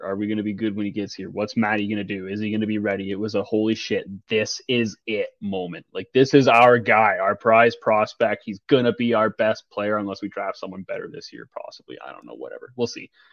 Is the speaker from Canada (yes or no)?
yes; Toronto, Ontario, Canada; growing up around Toronto